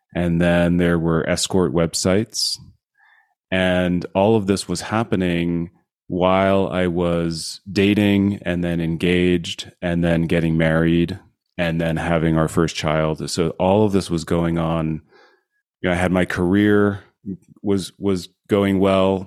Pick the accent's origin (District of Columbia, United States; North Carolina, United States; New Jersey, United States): New Jersey, United States; moved away as an adult; also born or lived in Colorado / California / Silicon Valley; now in Utah, United States; I grew up in New Jersey, went to college in, uh, Colorado and then in California